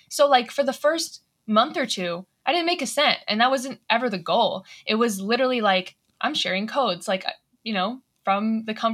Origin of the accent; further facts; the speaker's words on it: Atlanta, Georgia, United States; So I'm from Atlanta